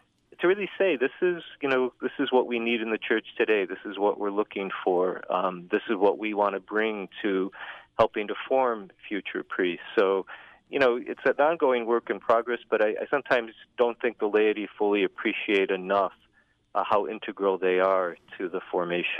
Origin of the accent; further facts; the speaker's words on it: Northwest Indiana, United States; moved away; also born or lived in Chicago; I'm originally from Northwest Indiana